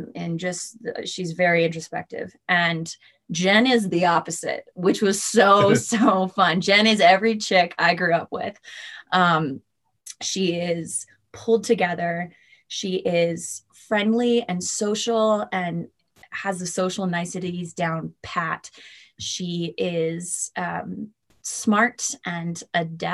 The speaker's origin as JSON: {"language": "English", "town": "Boston", "region": "Massachusetts", "country": "United States", "tie": "born or raised there", "also_born_or_lived": "New York", "moved": "as an adult", "said": "I grew up in Boston."}